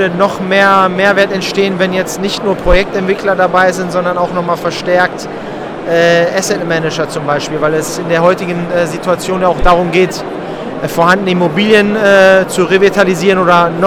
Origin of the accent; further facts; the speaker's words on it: Bonn, North Rhine-Westphalia, Germany; born there; Ich bin im Rheinland geboren, ich bin in Bonn geboren. So ein Rheinländer hat so ein bisschen Grundoptimismus